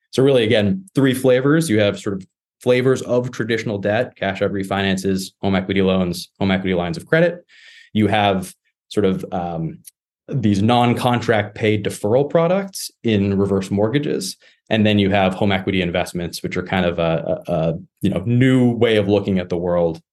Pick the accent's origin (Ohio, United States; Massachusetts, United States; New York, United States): Massachusetts, United States; my home state here in Massachusetts